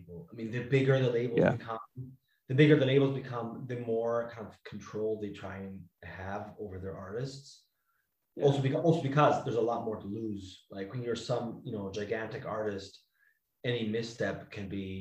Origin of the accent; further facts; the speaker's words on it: Switzerland; first language Italian; English is a second language; moved away; my mother tongue is actually Italian. We're Swiss Italian, Swiss from the Italian side